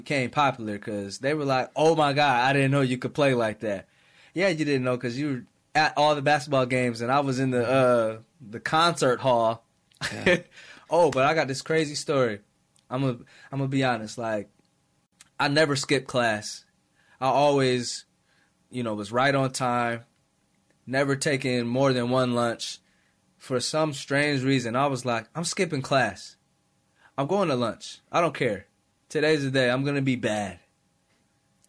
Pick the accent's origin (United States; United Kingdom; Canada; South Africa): United States; Rochester, New York; I'm never going to make it out of Rochester